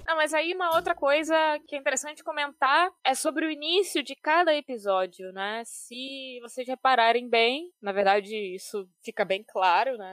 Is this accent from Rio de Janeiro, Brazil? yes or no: yes; Rio de Janeiro, Brazil; eu, pelo menos, que sou carioca de carteirinha, apesar de não ter nascido na cidade do Rio